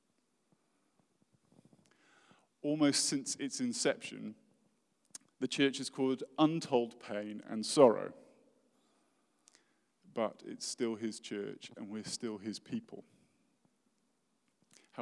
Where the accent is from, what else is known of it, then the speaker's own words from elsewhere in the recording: United Kingdom; I'm British and I'm really posh